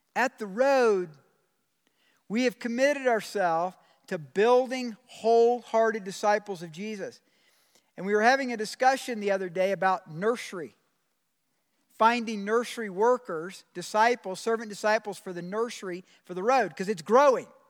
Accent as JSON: {"language": "English", "region": "Georgia", "country": "United States", "moved": "yes", "said": "I'm from the South. I'm from Georgia"}